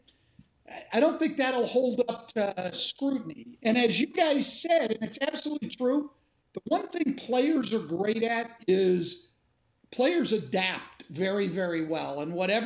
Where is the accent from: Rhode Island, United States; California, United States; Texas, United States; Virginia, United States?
California, United States; I grew up in California